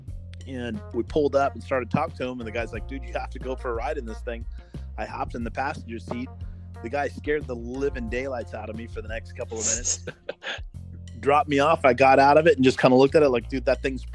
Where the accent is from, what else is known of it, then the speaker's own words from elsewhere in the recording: San Diego, California, United States; I grew up in San Diego